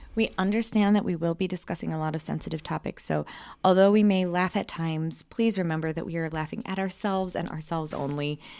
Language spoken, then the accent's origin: English; Michigan, United States; we grew up in Michigan